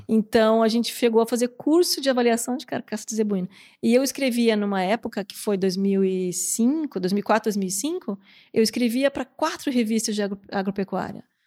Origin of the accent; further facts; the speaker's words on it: Curitiba, Paraná, Brazil; moved away as an adult; also born or lived in Florianópolis; nasci em Florianópolis e acabei indo pra Curitiba com seis anos de idade.